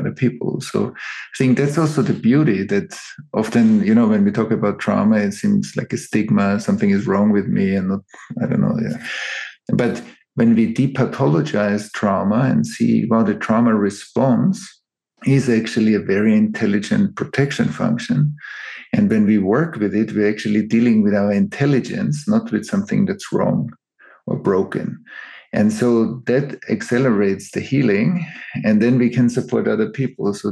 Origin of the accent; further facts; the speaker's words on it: Vienna, Austria; I grew up in Vienna or around Vienna.